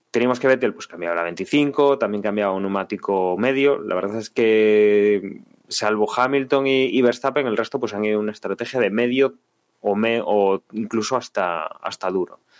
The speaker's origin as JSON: {"language": "Spanish", "country": "Spain", "said": "como aficionados españoles, en, Carlos Sainz, a ver qué podía hacer"}